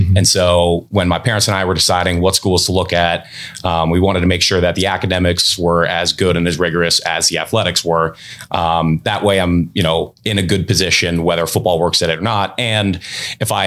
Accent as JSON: {"language": "English", "town": "Dayton", "region": "Ohio", "country": "United States", "tie": "born or raised there", "also_born_or_lived": "Oakville, Ontario, Canada", "said": "around 2001, we moved down to Dayton, Ohio. And that's where I spent the majority of my childhood growing up in Dayton."}